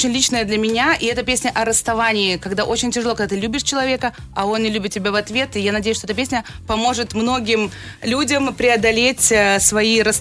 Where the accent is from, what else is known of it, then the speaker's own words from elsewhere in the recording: Hamburg, Germany; Я вообще из Гамбурга, там две команды футбольные, поэтому сижу с футболом каждые выходные